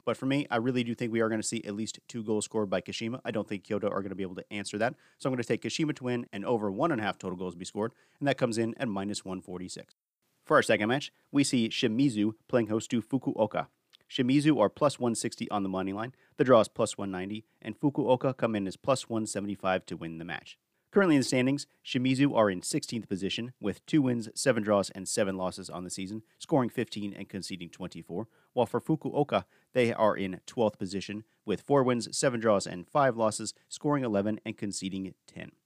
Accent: United States; I am an American

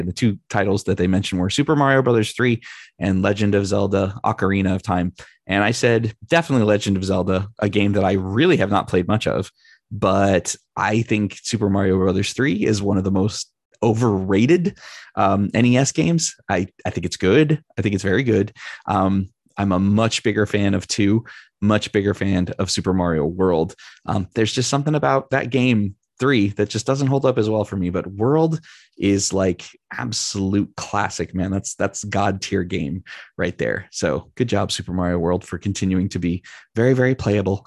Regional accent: California, United States; one of my great friends, Chris, who I grew up with in California

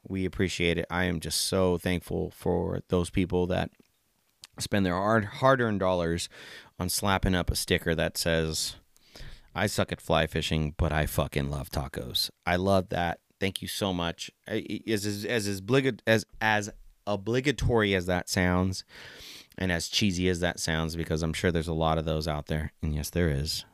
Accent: San Jose, California, United States; also born or lived in Plumas County, California; I grew up in San Jose, California

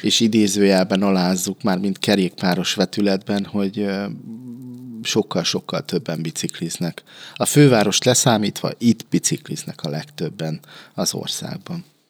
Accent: Békéscsaba, Békés, Hungary; 42 éves vagyok, itt születtem, itt éltem mindig, nem éltem máshol sosem

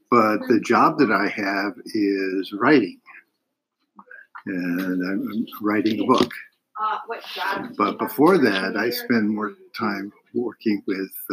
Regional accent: Chagrin Falls, Ohio, United States; Uh, I grew up in Chagrin Falls, Ohio, which is outside of uh, Cleveland.

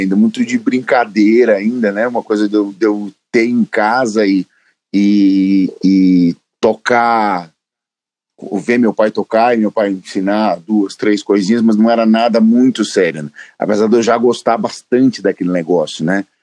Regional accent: São Paulo, Brazil; Eu morava sempre, morava sempre no mesmo lugar. Eu nasci na Moca

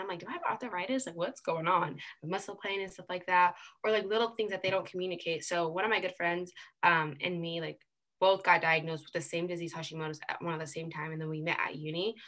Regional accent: United States; being born and raised here

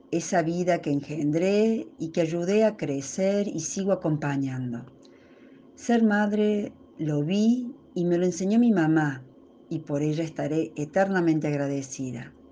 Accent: Córdoba, Argentina; de Córdoba, Argentina, esposa y madre de dos hijas ya mujeres.

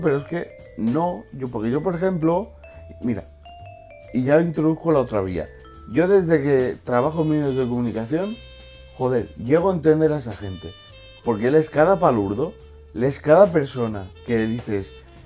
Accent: Valencian Community, Spain; moved away; siento valenciano, me siento del Valencia

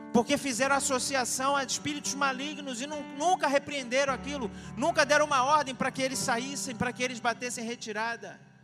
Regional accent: Brazil; Nós somos brasileiros

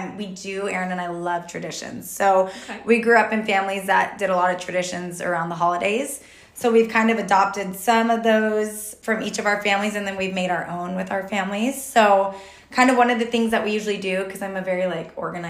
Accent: Texas, United States; also born or lived in Utah / Modesto, California / San Jose, California / Rocklin, California; now in Roseville, United States; originally I'm from Texas

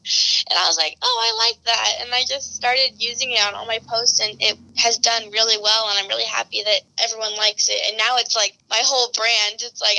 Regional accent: Colorado, United States; now in Los Angeles, United States; And I moved here 4 years ago from Colorado.

